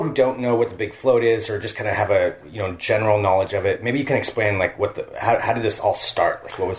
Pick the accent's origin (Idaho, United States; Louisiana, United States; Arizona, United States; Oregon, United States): Oregon, United States; Willamette Valley, outside Salem; I grew up in the Willamette Valley, so I grew up probably 15 minutes from the Willamette River outside mm-hmm. of Salem.